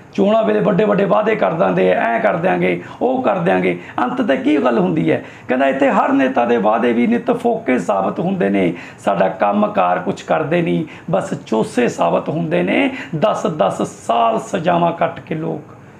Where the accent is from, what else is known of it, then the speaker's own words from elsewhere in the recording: Bareta, Punjab, India; ਅਸੀਂ ਬੇਸਿਕਲੀ ਬਰੇਟੇ ਦੇ ਰਹਿਣ ਵਾਲੇ ਆ